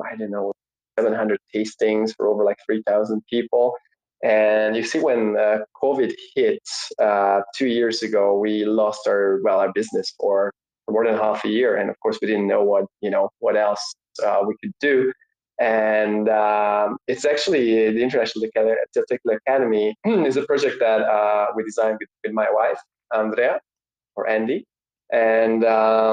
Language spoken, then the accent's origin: English; Hungary; moved away as an adult; also born or lived in England; I'm originally from Hungary. And I grew up there.